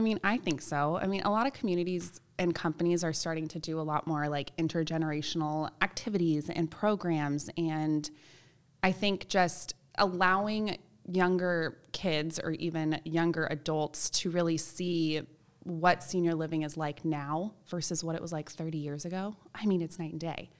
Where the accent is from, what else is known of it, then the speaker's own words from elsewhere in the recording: Palos Verdes, California, United States; also born or lived in Chico, California; part of this group called the National Charity League in my hometown in Palos Verdes